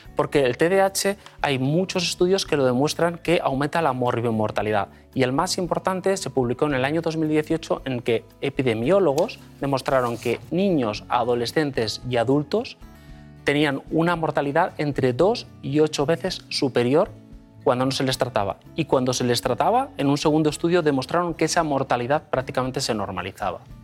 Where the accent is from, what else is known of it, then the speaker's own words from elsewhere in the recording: Basque Country, Spain; moved away as an adult; also born or lived in Madrid / London; yo soy vasco, nací en el País Vasco, me formé, hice, de hecho, estudié la carrera de medicina en el País Vasco